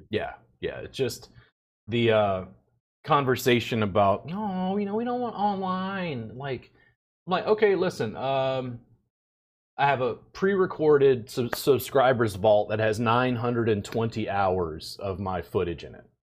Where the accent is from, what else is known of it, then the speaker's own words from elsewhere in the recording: Louisiana, United States; now in Texas, United States; I'm from Louisiana. I live in Texas